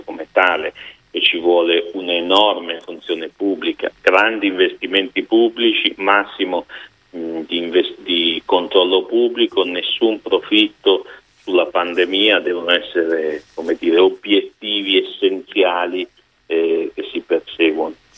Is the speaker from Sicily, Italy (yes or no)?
no; Milan, Lombardy, Italy